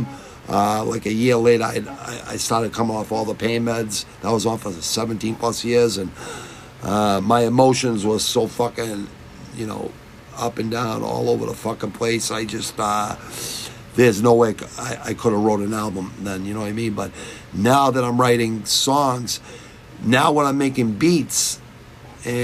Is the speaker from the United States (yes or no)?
yes; United States; I was born in America